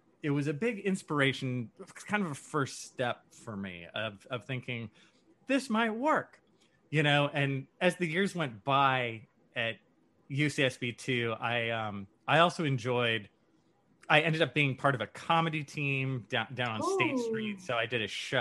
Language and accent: English; San Leandro, California, United States; And then I left San Leandro, California, which is where I'm from. It's basically Oakland.